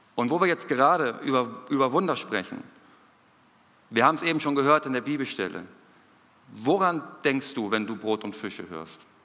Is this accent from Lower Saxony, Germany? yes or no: no; Hamburg, Germany; moved away as an adult; now in Peru; hier zu sein, in Hamburg, in meiner Heimatstadt